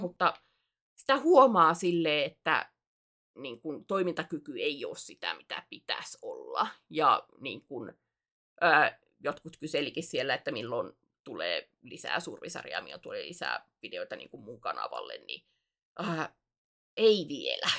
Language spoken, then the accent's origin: Finnish; Alajärvi, South Ostrobothnia, Finland; accent: not pure Alajärvi dialect, changeable; moved away; mun murre on, äh, se on muuntuva. Se ei ole suoraa alajärvi